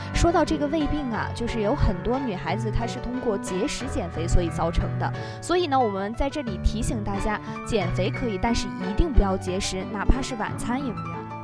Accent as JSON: {"language": "Chinese", "town": "Dalian", "region": "Liaoning", "country": "China", "tie": "born or raised there", "moved": "as an adult", "lives_now": "Nanning, China", "said": "我的家乡在大连"}